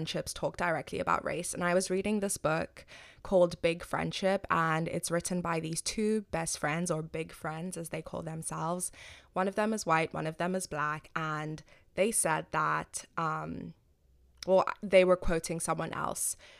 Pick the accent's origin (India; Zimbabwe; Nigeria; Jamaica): Zimbabwe; moved away as an adult; now in United States; I was raised in Zimbabwe, I'm not American